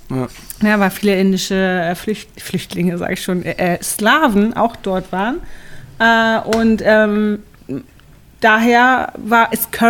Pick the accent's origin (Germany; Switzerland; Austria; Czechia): Germany; Stade, Lower Saxony; Und ihr Vater ähm, kam von Malaysia und hatte dann in Stade, wo ich aufgewachsen bin, ähm, ein Restaurant.